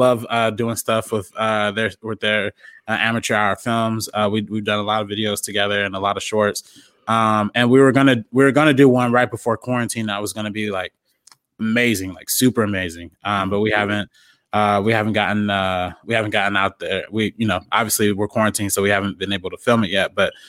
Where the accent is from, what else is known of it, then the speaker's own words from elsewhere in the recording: Compton, California, United States; I'm from Compton.